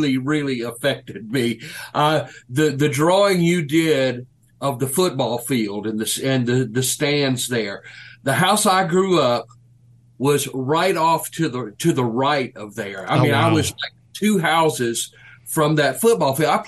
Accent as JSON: {"language": "English", "town": "Rolling Fork", "region": "Mississippi", "country": "United States", "tie": "born or raised there", "said": "I grew up in Rolling Fork at a time when those little towns were in their heyday in the 1950s and 60s."}